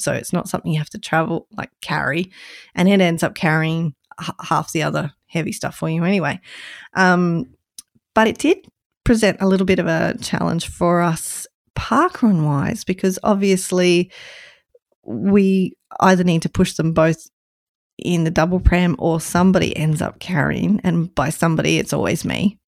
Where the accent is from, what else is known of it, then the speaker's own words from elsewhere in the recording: Queensland, Australia; my home state of Queensland.